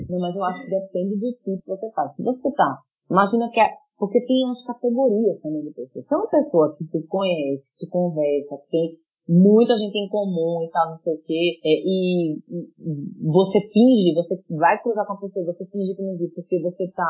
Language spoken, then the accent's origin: Portuguese; Recife, Pernambuco, Brazil; moved away as an adult; now in Lisbon, Portugal; minha cidade natal, que é o Recife.